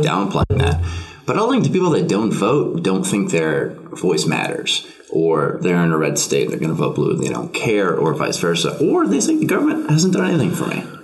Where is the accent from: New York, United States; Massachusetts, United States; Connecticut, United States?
Massachusetts, United States; Boston; I'm from Boston. Boston is a far superior city.